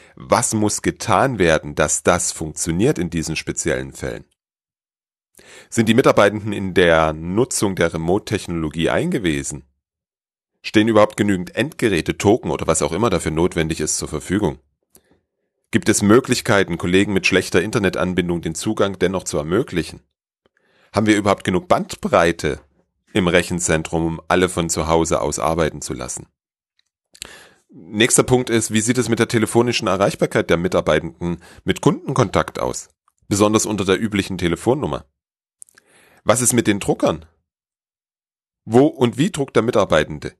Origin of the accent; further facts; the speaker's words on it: Germany; bei uns in Deutschland